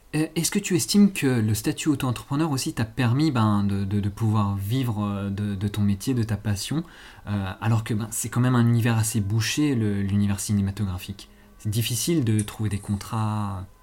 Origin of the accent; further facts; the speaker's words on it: Auvergne-Rhône-Alpes, France; je viens de Rhône-Alpes aussi